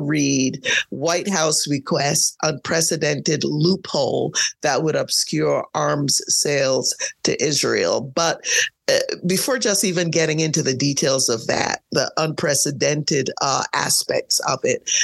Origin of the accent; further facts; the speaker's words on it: Barbados; I'm from Barbados. We're a very small island